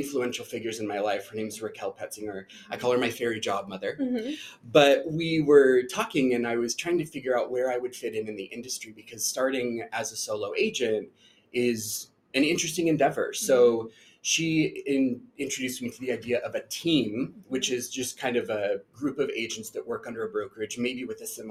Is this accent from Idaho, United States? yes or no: yes; Boise, Idaho, United States; moved away as an adult; also born or lived in San Francisco Bay Area, California; I am originally from Boise. So my partner and I decided to move to Boise. It's a return for me.